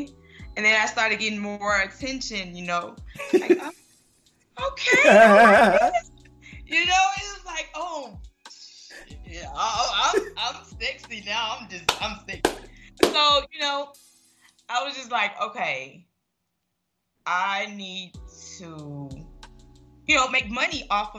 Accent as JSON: {"language": "English", "town": "Memphis", "region": "Tennessee", "country": "United States", "moved": "yes", "lives_now": "Atlanta, United States", "said": "I'm from Memphis, originally from Memphis. I live in Atlanta now."}